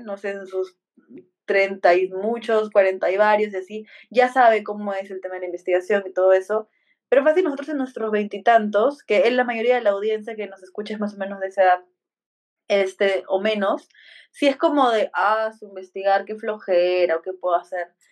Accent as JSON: {"language": "Spanish", "country": "Peru", "said": "los dos somos de Perú"}